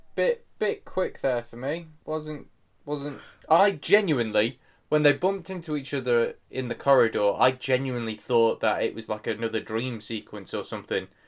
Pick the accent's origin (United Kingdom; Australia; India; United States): United Kingdom; England; as an English person